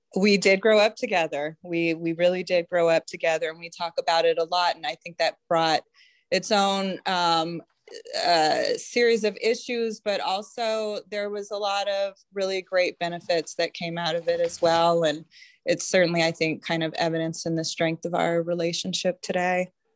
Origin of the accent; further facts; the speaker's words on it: Denver, Colorado, United States; I grew up in Denver